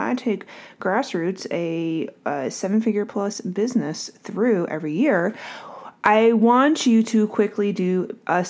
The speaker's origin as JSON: {"language": "English", "region": "Northeast", "country": "United States", "also_born_or_lived": "New Jersey", "moved": "yes", "lives_now": "Durham, United States", "said": "I'm from the Northeast"}